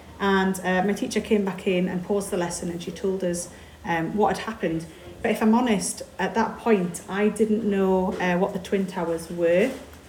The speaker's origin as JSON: {"language": "English", "region": "England", "country": "United Kingdom", "moved": "as an adult", "lives_now": "Scotland", "said": "so I'm from England, so the school system's a little bit different."}